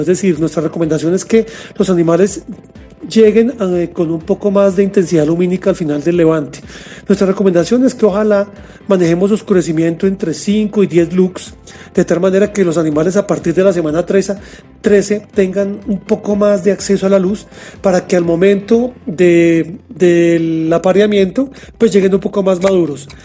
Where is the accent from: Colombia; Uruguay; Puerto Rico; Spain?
Colombia; me desempeño como gerente regional de servicio técnico para mi país